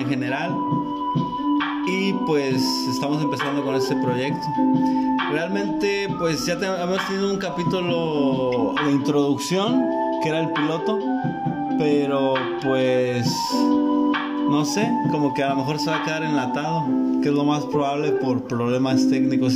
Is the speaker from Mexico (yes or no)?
yes; Tijuana, Baja California, Mexico; nosotros somos de Tijuana